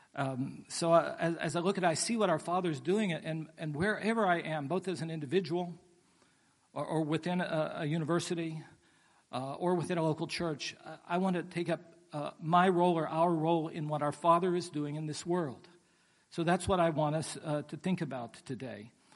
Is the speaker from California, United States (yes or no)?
no; West Virginia, United States; now in Pasadena, United States; I grew up in West Virginia